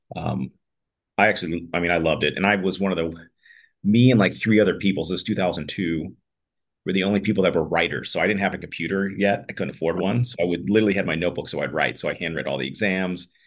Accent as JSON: {"language": "English", "town": "Pittsburgh", "region": "Pennsylvania", "country": "United States", "tie": "born or raised there", "also_born_or_lived": "Washington, D.C. / Malibu", "moved": "as an adult", "said": "I grew up in Pittsburgh"}